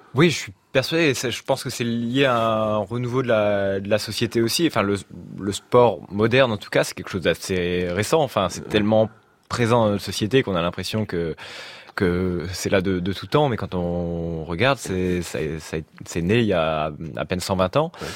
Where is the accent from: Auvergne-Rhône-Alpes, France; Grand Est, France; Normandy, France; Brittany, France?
Normandy, France; moved away; au lieu où j'ai grandi en Normandie